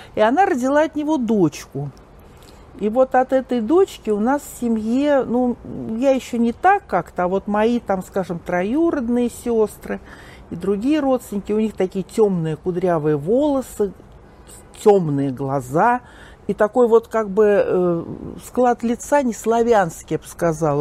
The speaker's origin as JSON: {"language": "Russian", "region": "Moscow", "country": "Russia", "tie": "born or raised there", "also_born_or_lived": "Kamyshevatskaya, Krasnodar Krai (summers)", "said": "родилась-то я в Москве"}